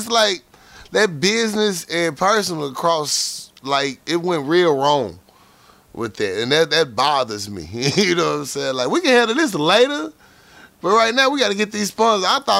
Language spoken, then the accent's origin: English; Philadelphia, Pennsylvania, United States; I'm from Philly. Let's go.